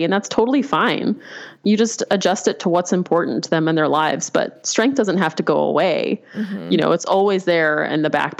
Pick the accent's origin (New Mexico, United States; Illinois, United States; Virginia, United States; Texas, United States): New Mexico, United States; Albuquerque; I grew up in Albuquerque